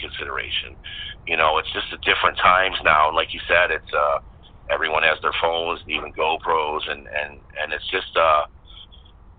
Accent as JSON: {"language": "English", "town": "Cleveland", "region": "Ohio", "country": "United States", "tie": "born or raised there", "moved": "yes", "lives_now": "Florida, United States", "said": "Cleveland on Friday, which is where the tour was starting. And that's my hometown, actually."}